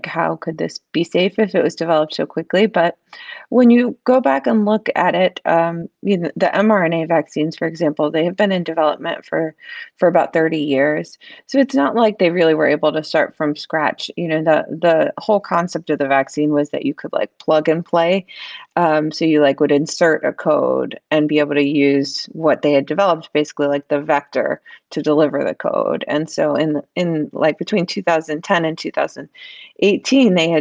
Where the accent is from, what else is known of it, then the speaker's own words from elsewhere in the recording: the South, United States; moved away; I grew up in the South